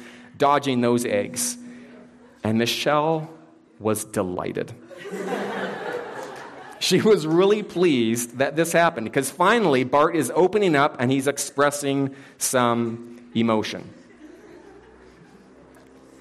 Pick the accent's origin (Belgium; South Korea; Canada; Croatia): Canada; I am Canadian